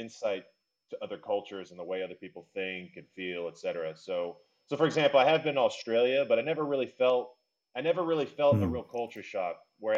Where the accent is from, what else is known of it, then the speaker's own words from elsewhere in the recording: Tampa, Florida, United States; moved away as an adult; also born or lived in Spain; now in Belgium; I'm originally from Tampa, Florida, USA, but I moved to Europe, say, 11 years ago due to a long series of events.